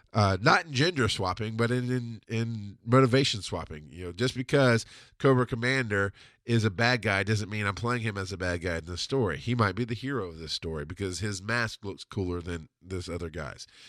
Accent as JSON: {"language": "English", "region": "the South", "country": "United States", "tie": "born or raised there", "also_born_or_lived": "Camilla, Georgia", "said": "This was how I was raised in the South"}